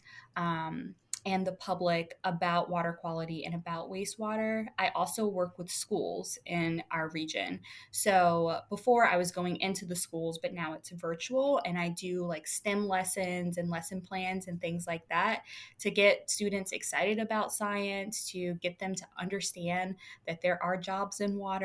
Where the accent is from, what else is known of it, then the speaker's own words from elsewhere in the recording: Louisiana, United States; now in Virginia, United States; I'm originally from Louisiana